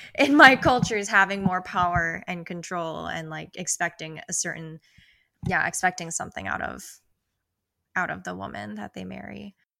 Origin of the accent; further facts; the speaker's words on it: Twin Cities metro area, Minnesota, United States; I was born in Minneapolis and lived here till I was six